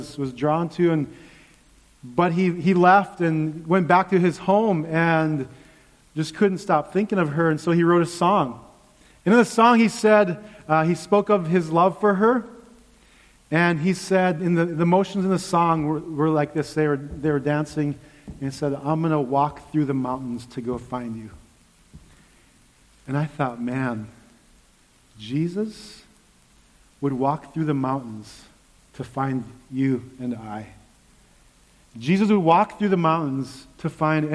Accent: Unalakleet, Alaska, United States; I grew up in a village. I grew up in Unalakleet.

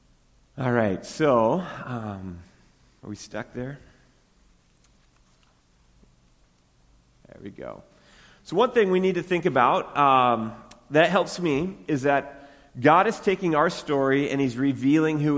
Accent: Western Washington, United States; moved away; I grew up in Western Washington

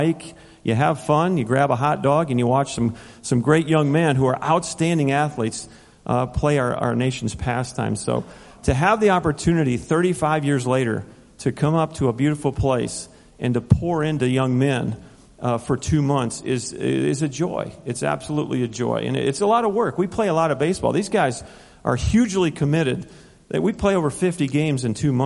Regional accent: Northeast Ohio, United States; also born or lived in Minnesota; now in Tyler, Texas, United States; I'm from Tyler, Texas. I was born in Minnesota. Grew up in Northeast Ohio

